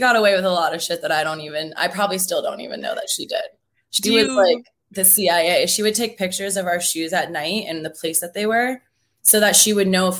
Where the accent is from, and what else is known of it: Seattle, Washington, United States; born or raised there